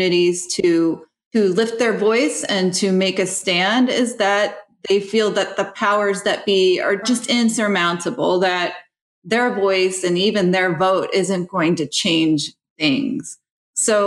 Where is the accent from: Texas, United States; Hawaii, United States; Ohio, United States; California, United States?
Ohio, United States; now in West Virginia, United States; My background was I grew up in Ohio